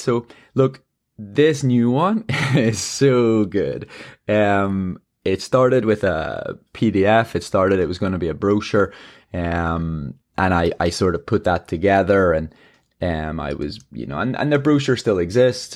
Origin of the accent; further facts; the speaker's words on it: Ireland; I'm an Irish marathon runner.